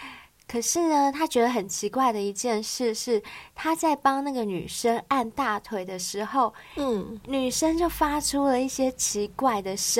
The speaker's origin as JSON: {"language": "Chinese", "region": "southern Taiwan", "country": "Taiwan", "said": "我自己本身也是从南部上来的，我也不是台北人"}